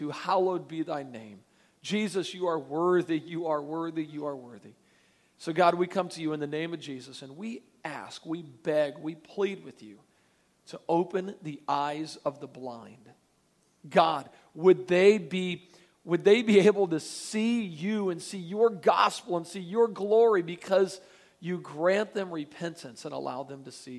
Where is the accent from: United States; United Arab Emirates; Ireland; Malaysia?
United States; Pensacola, Florida; I am from Pensacola, Florida